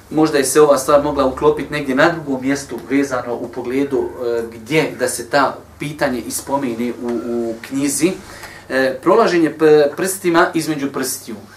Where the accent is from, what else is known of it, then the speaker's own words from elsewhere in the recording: Bosnia & Herzegovina; kod nas u Bosni